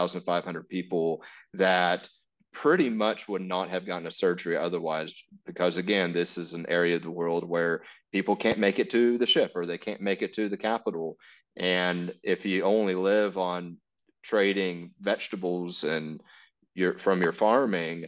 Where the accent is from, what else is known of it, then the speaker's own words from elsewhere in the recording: Texas, United States; moved away as an adult; I'm from Texas and I went to Africa to join Mercy ships